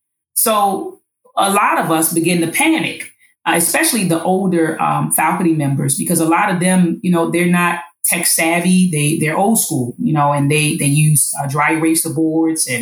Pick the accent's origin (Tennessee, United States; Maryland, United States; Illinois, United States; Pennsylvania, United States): Maryland, United States; Baltimore; I'm born and raised in Baltimore